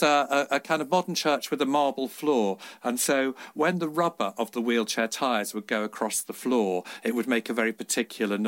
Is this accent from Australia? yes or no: no; Liverpool, North West England, United Kingdom; I grew up in Liverpool.